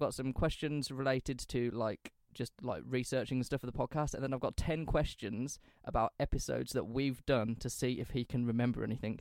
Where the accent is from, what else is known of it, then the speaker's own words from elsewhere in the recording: England, United Kingdom; we're from England